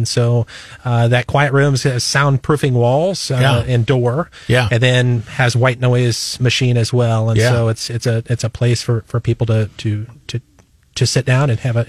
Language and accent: English; Northwest Iowa, United States; moved away as an adult; now in Columbia, United States; So I'm originally from Northwest Iowa, and I've been down here now about, 22 years.